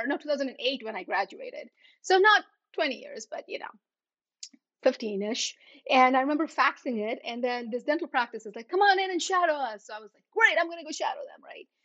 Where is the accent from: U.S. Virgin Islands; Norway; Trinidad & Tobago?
U.S. Virgin Islands; moved away as an adult; also born or lived in India; now in New Jersey, United States; I was born in India. I grew up in St. Thomas in the U.S. Virgin Islands.